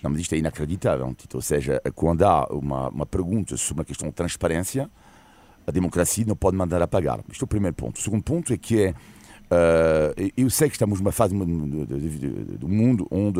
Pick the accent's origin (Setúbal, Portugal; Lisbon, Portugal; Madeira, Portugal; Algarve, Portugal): Lisbon, Portugal; Almada; Almada, minha Terra